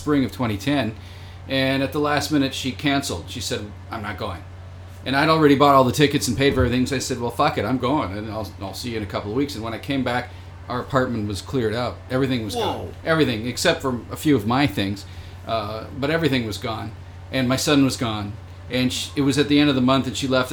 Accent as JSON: {"language": "English", "town": "Toronto", "region": "Ontario", "country": "Canada", "moved": "as an adult", "lives_now": "Japan", "said": "I'm from Canada. I'm from Toronto"}